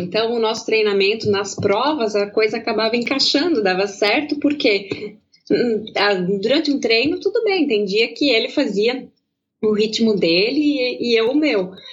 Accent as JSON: {"language": "Portuguese", "area": "Pomerode/Blumenau region", "region": "Santa Catarina", "country": "Brazil", "accent": "German-accented (Pomerode/Blumenau)", "said": "Eu, eu falo um pouco alemão aqui, aqui da região de Pomerode, de Blumenau, em aqui a gente mistura um pouco o português"}